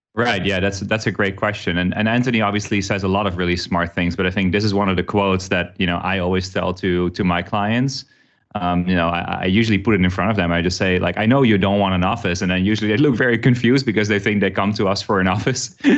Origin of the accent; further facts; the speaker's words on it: Amsterdam, North Holland, Netherlands; moved away as an adult; also born or lived in New York / Chicago / Singapore; now in Vietnam; I worked, uh, with them in Amsterdam, which is where I'm originally from